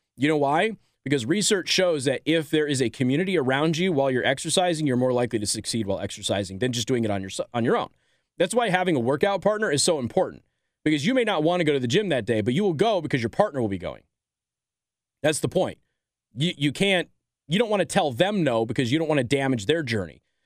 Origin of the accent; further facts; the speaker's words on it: Las Vegas, Nevada, United States; I'm from Vegas